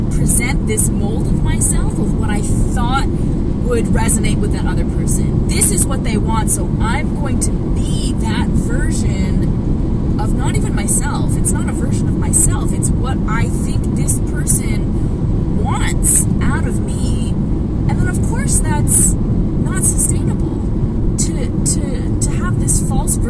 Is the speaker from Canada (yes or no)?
yes; Toronto, Ontario, Canada; we grew up in Scarborough